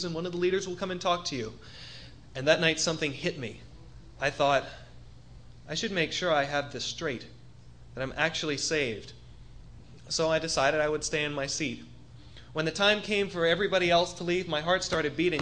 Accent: Bahamas; moved away; I was born over in the Bahamas, just a little ways away from here, about a 40-minute plane ride

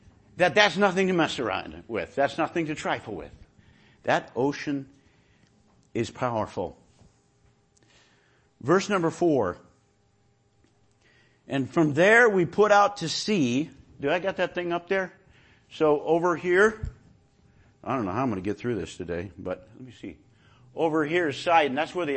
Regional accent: Illinois, United States; I mean, I went out in a boat one time when I first got here because I came from Illinois. So there are no water in Illinois, no oceans in Illinois.

